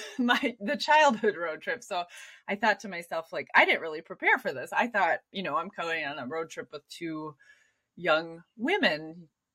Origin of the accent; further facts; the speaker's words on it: Minneapolis, Minnesota, United States; I lived in the Twin Cities